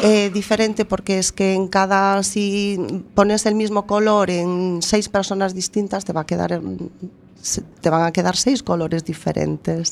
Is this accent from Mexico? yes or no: no; A Coruña, Galicia, Spain; also born or lived in Boimorto; nací en Coruña, estuve mis primeros tres años en Boimorto, mi, mi, mi, pueblo materno.